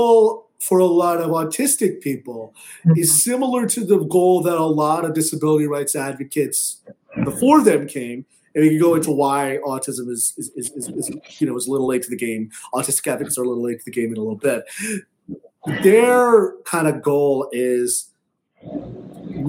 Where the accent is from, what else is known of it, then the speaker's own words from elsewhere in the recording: Southern California, United States; I grew up in Southern California, so that's my background